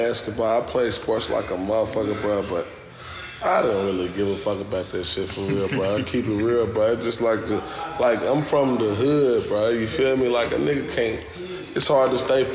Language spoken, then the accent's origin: English; Louisville, Kentucky, United States; From Louisville, Kentucky, Newburgh, LPK to be exact